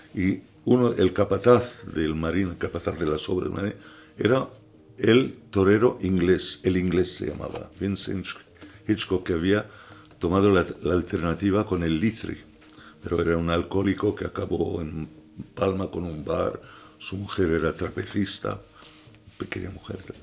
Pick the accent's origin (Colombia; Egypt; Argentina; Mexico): Egypt; Alexandria, Alexandria Governorate; also born or lived in London, United Kingdom / Ibiza, Spain; now in Mallorca, Spain; Nací en 1943 en Alejandría.